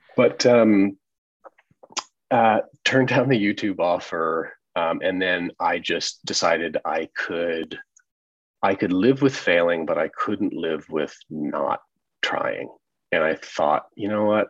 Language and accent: English; Evansville, Indiana, United States; I'm from Evansville, Indiana, you know, sort of small town Midwest.